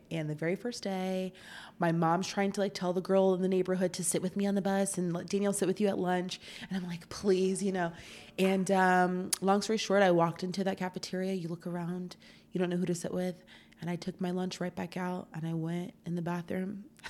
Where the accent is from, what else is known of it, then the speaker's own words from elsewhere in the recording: Tampa, Florida, United States; I grew up in Tampa, Florida.